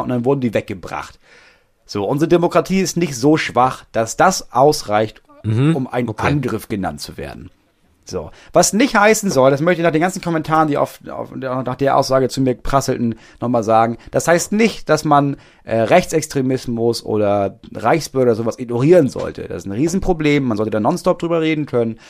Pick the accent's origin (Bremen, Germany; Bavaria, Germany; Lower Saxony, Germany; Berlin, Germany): Lower Saxony, Germany; bei uns in Niedersachsen